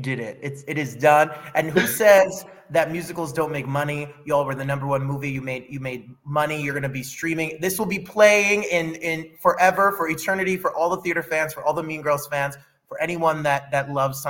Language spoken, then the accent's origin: English; New Jersey, United States; back in the day when I was growing up in Jersey